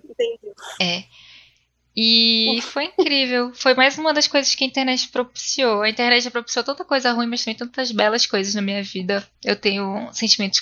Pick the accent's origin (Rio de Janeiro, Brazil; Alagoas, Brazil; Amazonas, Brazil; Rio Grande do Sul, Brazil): Amazonas, Brazil; Manaus; moved away; quando eu saí de Manaus